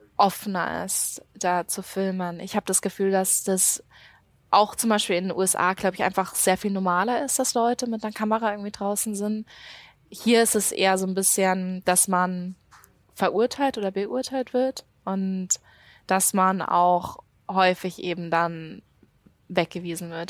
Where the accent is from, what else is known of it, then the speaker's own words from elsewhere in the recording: Munich, Bavaria, Germany; moved away as an adult; da bin ich aufgewachsen